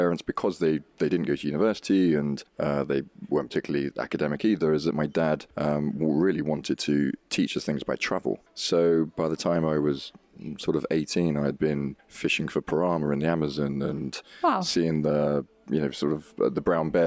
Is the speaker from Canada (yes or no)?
no; Billericay, East of England, United Kingdom; I was brought up in Billericay in Essex